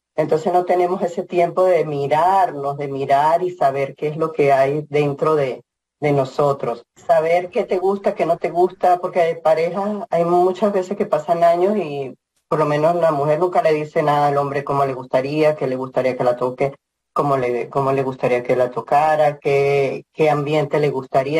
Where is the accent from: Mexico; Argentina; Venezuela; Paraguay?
Venezuela; moved away as an adult; also born or lived in Boulder, Colorado; now in Lafayette, United States; Soy de Venezuela, y empecé a ser voluntaria en Venezuela